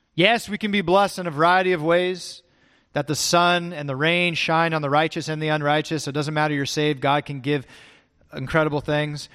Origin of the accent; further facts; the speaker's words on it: California, United States; also born or lived in Texas; I grew up in California